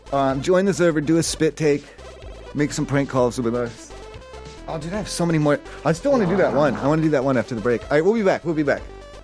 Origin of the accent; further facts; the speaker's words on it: Ohio, United States; cause I'm from Ohio mm-hmm. and I don't know if you know this, but last week Ohioans, we're allowed to smoke marijuana now.